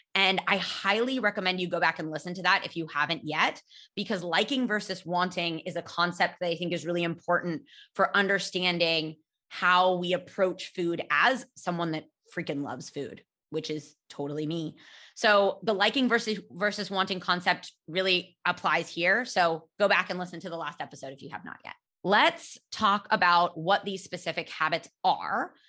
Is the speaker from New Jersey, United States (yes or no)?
no; California, United States; I grew up in California